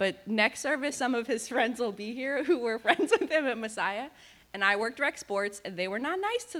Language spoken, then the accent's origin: English; Elverson, Pennsylvania, United States; also born or lived in Reading, Pennsylvania; I was born in Reading, Pennsylvania, and I grew up in Elverson, which is about an hour east of here.